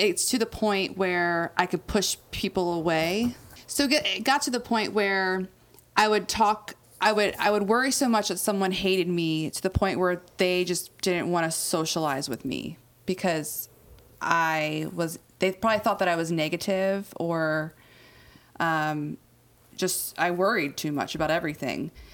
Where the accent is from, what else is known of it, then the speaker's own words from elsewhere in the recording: Outer Banks, North Carolina, United States; moved away as an adult; I grew up on the Outer Banks, which is literally uh, an island